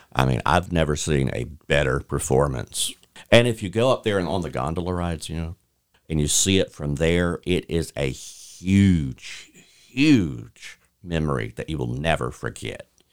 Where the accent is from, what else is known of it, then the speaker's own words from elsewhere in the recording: Bay County, Florida, United States; I'm from Bay County